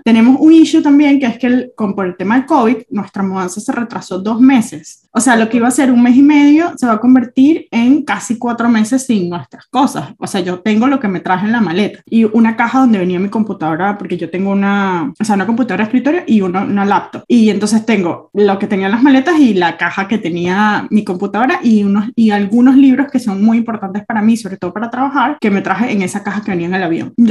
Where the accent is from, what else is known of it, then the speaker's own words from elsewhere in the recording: Argentina; now in Switzerland; Cuando yo me mudé de Argentina a Suiza, yo hice muy consciente como todas las cosas que no quería repetir.